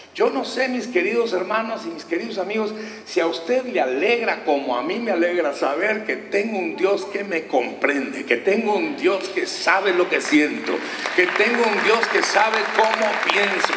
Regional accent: Durango, Mexico; moved away; de pequeños pueblos allá en el estado de Durango, de donde yo soy, y nos, gracias, un durangueño por ahí orgulloso

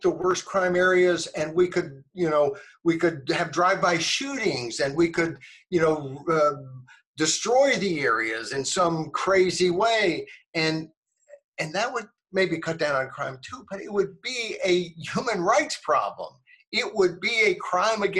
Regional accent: Arkansas, United States; also born or lived in New Jersey; I moved from New Jersey to Arkansas in 1968 when I was 8 years old

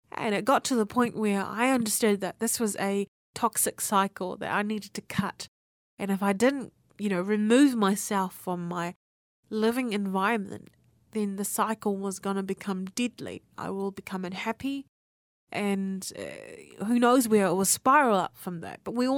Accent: New Zealand; born there; also born or lived in Apia, Samoa; Yeah, I was born here in New Zealand, and then I ended up going to the islands of Samoa. The island of Samoa. I was in Oporu on Apia.

